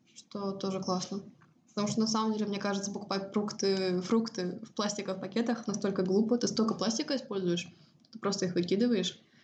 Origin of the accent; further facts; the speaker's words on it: Estonia; moved away as an adult; also born or lived in United States / Cyprus; now in Sweden; я выросла в Эстонии